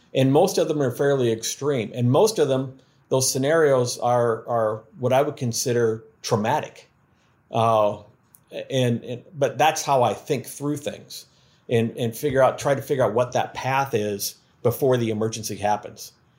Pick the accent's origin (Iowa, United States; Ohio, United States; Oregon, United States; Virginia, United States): Iowa, United States; now in Louisiana, United States; I'm from Iowa